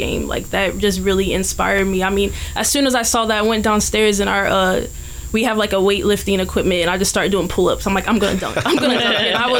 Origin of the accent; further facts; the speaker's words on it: Ohio, United States; born there; now in Los Angeles, United States; I was born in Ohio